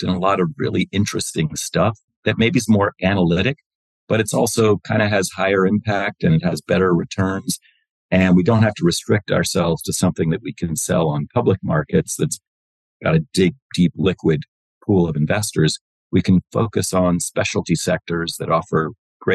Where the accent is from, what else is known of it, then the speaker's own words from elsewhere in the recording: Wilmington, Delaware, United States; I grew up in Wilmington, Delaware